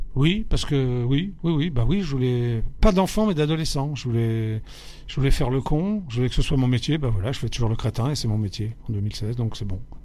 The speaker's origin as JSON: {"language": "French", "town": "Paris", "region": "Île-de-France", "country": "France", "tie": "born or raised there", "said": "j'ai grandi, je suis né à Paris, donc j'ai grandi à Paris 11e, avenue Parmentier."}